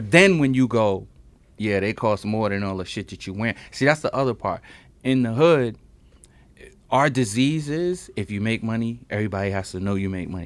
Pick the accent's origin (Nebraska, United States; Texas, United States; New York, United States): New York, United States; New York City; I'm the kid from Brooklyn who got the scholarship